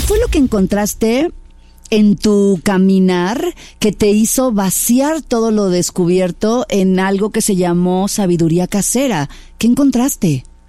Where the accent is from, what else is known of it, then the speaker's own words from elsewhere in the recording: Mexico; mexicana también